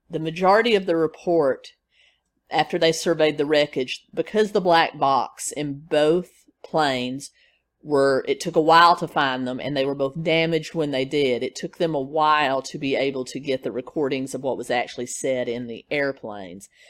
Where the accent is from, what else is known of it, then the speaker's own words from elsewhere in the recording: Nashville, Tennessee, United States; my hometown in Nashville, Tennessee